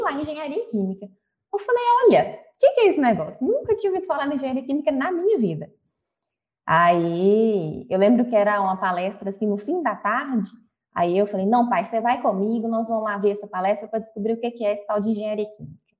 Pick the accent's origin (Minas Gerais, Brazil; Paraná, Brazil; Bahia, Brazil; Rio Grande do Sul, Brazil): Minas Gerais, Brazil; Belo Horizonte; accent: mineiro; nascida e criada em BH, então talvez pelo sotaque eu já tenho percebido que eu sou mineira